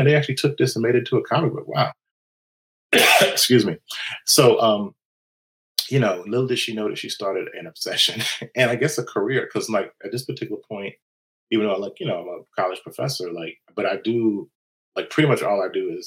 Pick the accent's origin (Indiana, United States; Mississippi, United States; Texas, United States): Mississippi, United States; Florida; moved away; I grew up in a very agrarian, space in Mississippi. I'm from Mississippi originally